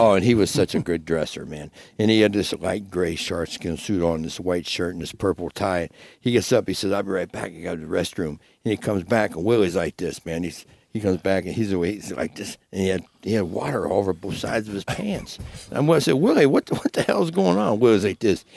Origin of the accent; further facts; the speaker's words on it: Cincinnati, Ohio, United States; also born or lived in Sherman Oaks, Los Angeles / Boca Raton, Florida; now in Las Vegas, United States; I'm from Cincinnati